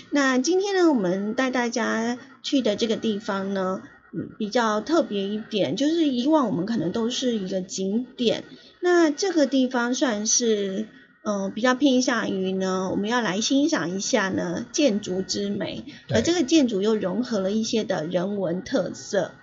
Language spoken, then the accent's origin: Chinese; Yilan County, Taiwan; 有一个县市就是我的故乡宜兰